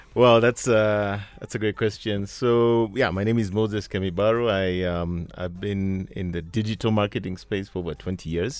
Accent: Mombasa, Mombasa County, Kenya; I was born and raised in, well, not born, but I grew up in Mombasa

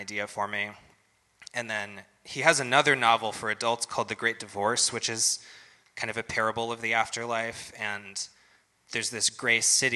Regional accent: United States; I'm probably a Christian because I was born in America in the 20th century

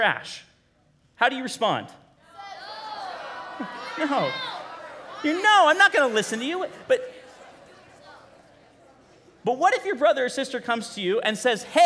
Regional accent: Bakersfield, California, United States; now in Kingsburg, United States; I grew up in Bakersfield

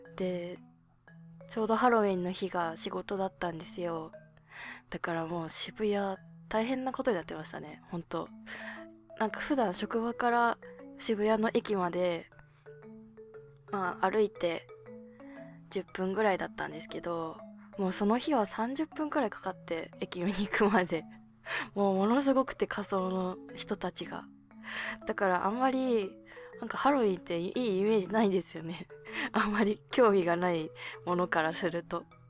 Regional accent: Hokkaido, Japan; now in Tokyo, Japan

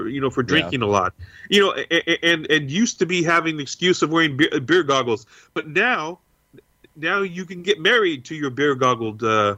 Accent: Cork, Munster, Ireland; I hail from Kirk. Did you know? So in case anyone didn't know, Kirk is the Irish pronunciation for Cork, for the city of Cork.

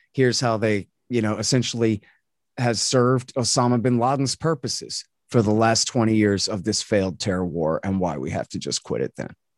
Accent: United States; I'm an American anti-government extremist

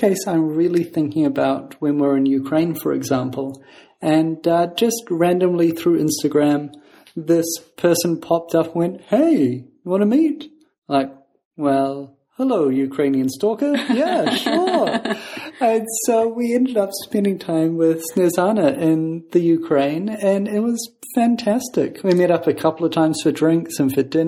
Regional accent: New Zealand; I grew up in New Zealand with, you know, only my parents being the only family members that were there

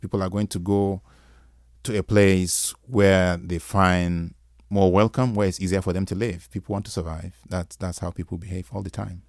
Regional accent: Nigeria; Nigerian writer instead of just an African writer

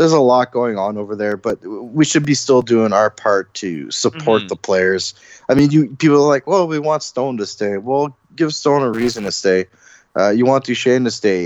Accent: Ottawa, Ontario, Canada; now in Edmonton, Canada; I'm from Ottawa. I'm from the east end of Ottawa

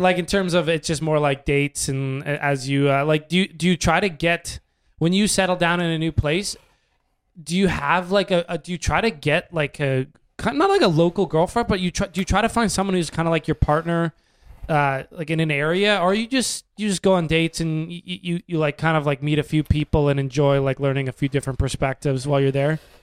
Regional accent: Canada; being a Canadian in the States

